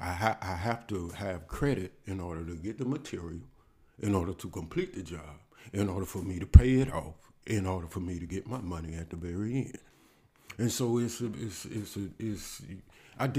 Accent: Alabama, United States; I am from Alabama

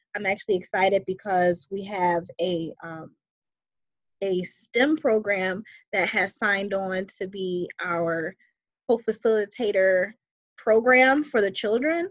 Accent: Buffalo, New York, United States; moved away as an adult; now in New Jersey, United States; I reside in New Jersey and originally I'm from Buffalo, New York.

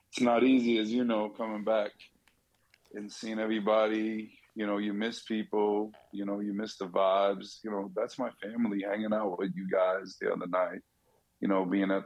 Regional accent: Boston, Massachusetts, United States; moved away as an adult; now in Las Vegas, United States; growing up in Southie

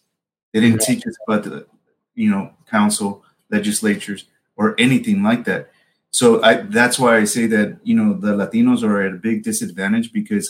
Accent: San Jose, California, United States; we grew up in the Santa Clara County area, right there off of Alum Rock and King.

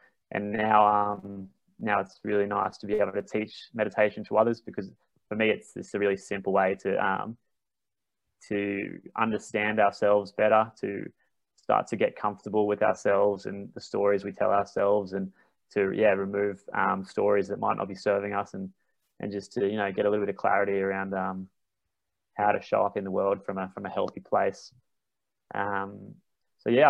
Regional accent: Brisbane, Queensland, Australia; accent: Queensland; I'm from Queensland. So yeah, another way we could say it is how you gone? How you gone? The Queenslanders got a pretty funny accent. It's a bit more, it's a bit rougher. But I grew up here. I grew up in Brisbane.

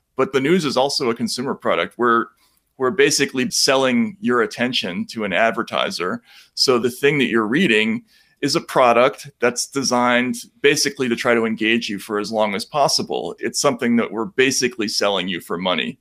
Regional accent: Boston, Massachusetts, United States; I'm from Boston

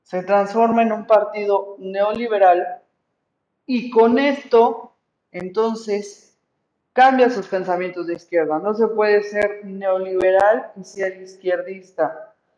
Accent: Mexico; soy puro mexicano

